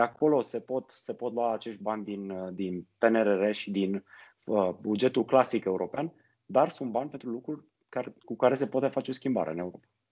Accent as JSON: {"language": "Romanian", "town": "Sibiu", "region": "Sibiu County", "country": "Romania", "tie": "born or raised there", "moved": "yes", "said": "Eu sunt sibian de loc"}